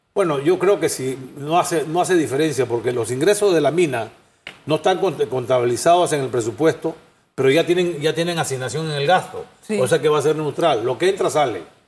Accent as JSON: {"language": "Spanish", "country": "Panama"}